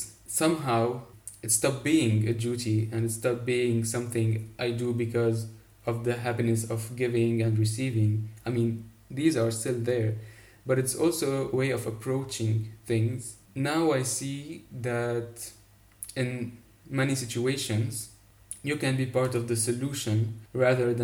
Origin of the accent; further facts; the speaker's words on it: Lebanon; I'm 22 years old and I'm from Lebanon. I live just outside of Beirut.